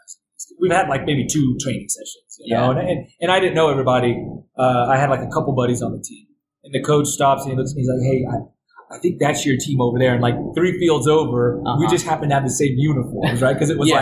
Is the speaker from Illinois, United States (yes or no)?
no; Dallas, Texas, United States; moved away as an adult; also born or lived in Colorado; I got traded from Dallas. That was my hometown team.